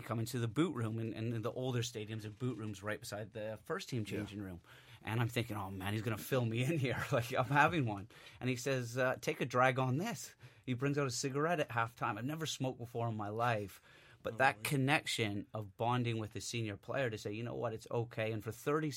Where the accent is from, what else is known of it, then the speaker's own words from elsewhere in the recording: Vancouver, British Columbia, Canada; moved away; I'm this kid from Vancouver